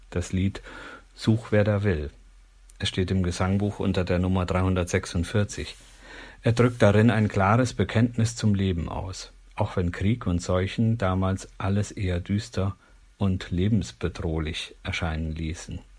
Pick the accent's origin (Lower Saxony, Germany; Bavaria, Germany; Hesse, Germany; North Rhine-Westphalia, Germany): Lower Saxony, Germany; Gnarrenburg; In meiner alten Heimat Gnadenburg gab es ein Baugebiet im Moor